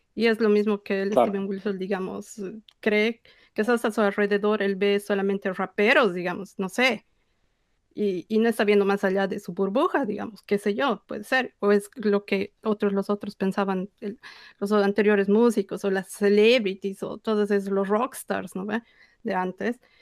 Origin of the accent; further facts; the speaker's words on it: Bolivia; como bolivianos